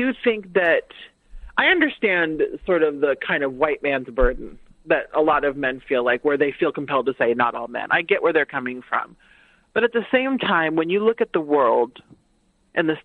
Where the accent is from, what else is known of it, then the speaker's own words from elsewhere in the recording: United States; I'm the daughter of immigrants. So I grew up Haitian American and I grew up Black in America.